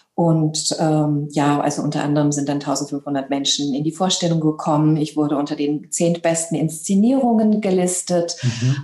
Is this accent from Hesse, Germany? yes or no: yes; Hanau, Hesse, Germany; first language German; also born or lived in Libya / Frankfurt am Main / Italy / England; ich bin ähm, in Libyen geboren, habe, äh, habe eben auch eine deutsche Mama. Deswegen ist das eben auch meine Muttersprache und es hat mich eben auch in dieses Land geführt. Ähm, wir sind damals halt eben auch geflüchtet und ich habe dann meine Jugend ähm, und eben auch mein Abitur in Hanau gemacht, in Hessen